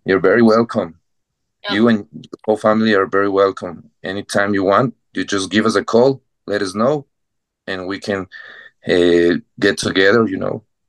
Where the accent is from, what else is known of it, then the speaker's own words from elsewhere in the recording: Ecuador; English is a second language; moved away as an adult; now in Bogota, Colombia; I I grew up in Ecuador, uh, very close to Chester's neighborhood, but I get married with a Colombian girl, and I moved to Bogota, Colombia, five years